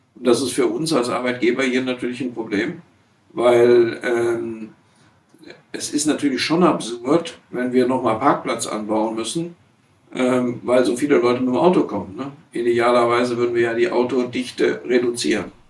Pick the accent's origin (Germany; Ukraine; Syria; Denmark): Germany; Essen, North Rhine-Westphalia; also born or lived in Siegen / Aachen / Gütersloh / Bochum; Ich bin ja in Essen-Kettwig aufgewachsen und wohne jetzt in Bochum-Stiepel.